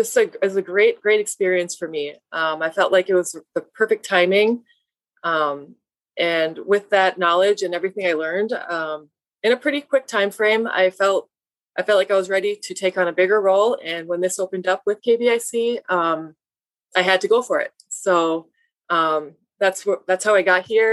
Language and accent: English; Baraga, Michigan, United States; I grew up here in Berga, I grew up on the reservation with my mom.